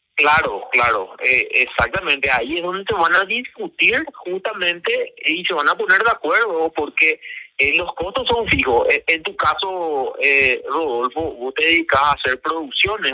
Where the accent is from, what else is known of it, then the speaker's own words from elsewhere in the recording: Paraguay; Como paraguayo